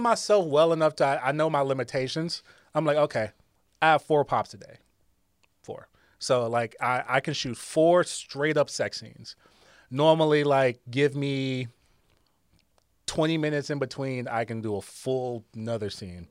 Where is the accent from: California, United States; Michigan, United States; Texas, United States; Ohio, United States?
Ohio, United States; Akron; I'm from Akron, Ohio.